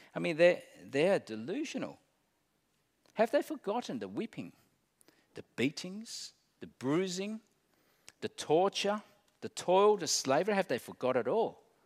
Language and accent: English; Australia